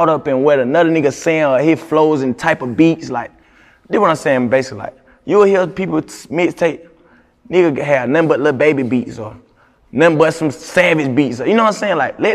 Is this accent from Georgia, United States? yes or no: yes; Augusta, Georgia, United States; moved away as an adult; now in Atlanta, United States; I'm from Augusta. They call it a country, bro. Country boy.